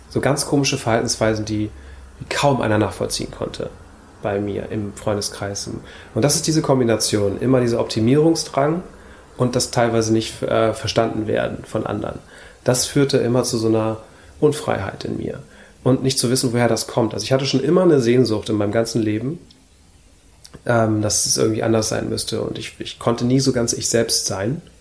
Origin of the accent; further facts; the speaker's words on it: Hamburg, Germany; geboren in Hamburg und aufgewachsen in Hamburg.